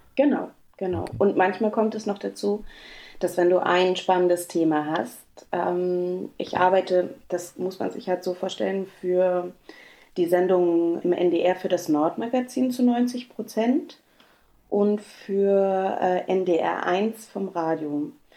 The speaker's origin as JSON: {"language": "German", "region": "Berlin", "country": "Germany", "tie": "born or raised there", "moved": "yes", "said": "groß geworden bin ich in Berlin in Ostberlin, im Prenzlauer Berg"}